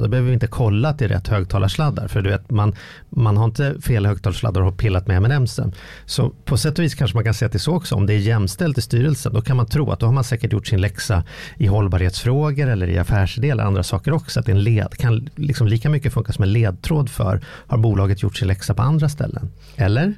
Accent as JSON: {"language": "Swedish", "country": "Sweden", "said": "min identitet som svensk"}